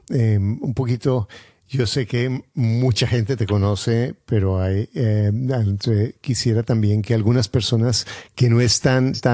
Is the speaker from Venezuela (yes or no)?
no; Canada; soy de Canadá y soy empresario